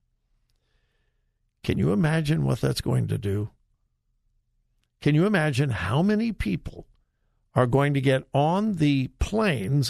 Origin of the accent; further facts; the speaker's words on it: California, United States; now in Ohio, United States; It's California. Yepers, that's my home state